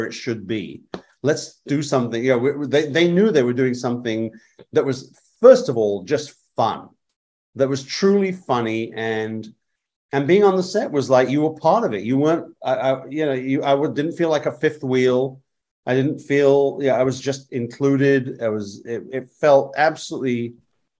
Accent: England, United Kingdom; moved away; I was raised in England, grew up in England

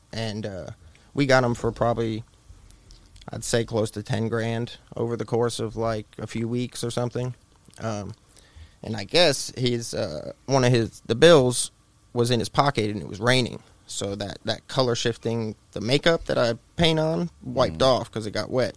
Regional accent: Tampa, Florida, United States; moved away as an adult; now in Knoxville, United States; I'm from Tampa

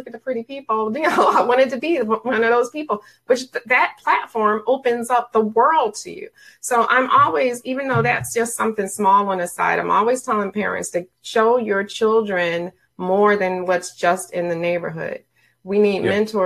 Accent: Philadelphia, Pennsylvania, United States; I grew up in West Philadelphia.

